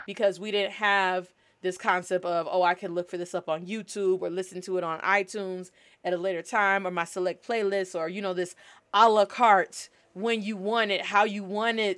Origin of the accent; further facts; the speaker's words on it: United States; Being Black American, we have cultural practices